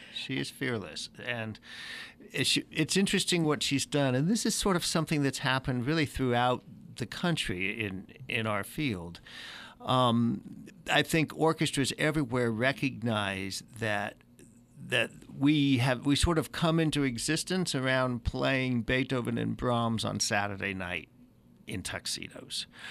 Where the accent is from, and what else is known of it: San Francisco Bay Area, California, United States; born or raised there; moved away as an adult; also born or lived in Pensacola